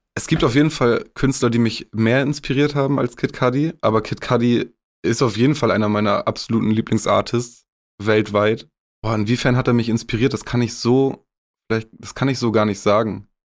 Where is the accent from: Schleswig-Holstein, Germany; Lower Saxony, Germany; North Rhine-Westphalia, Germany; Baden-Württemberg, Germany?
Lower Saxony, Germany; Augustfehn; Es ist meine Heimat, ich bin hier aufgewachsen.